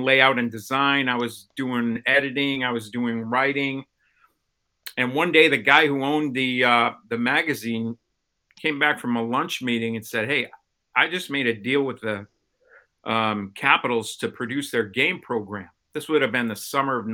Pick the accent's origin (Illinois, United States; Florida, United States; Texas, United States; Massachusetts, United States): Illinois, United States; Chicago; moved away as an adult; also born or lived in Baltimore; I moved from Chicago, where I kind of grew up, to Baltimore